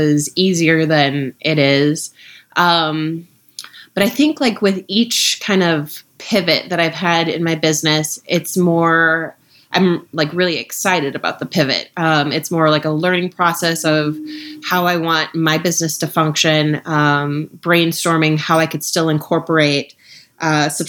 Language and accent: English; Minnesota, United States; moved away; also born or lived in Ohio / Washington, D.C.; I'm from Minnesota, grew up in Minnesota and Ohio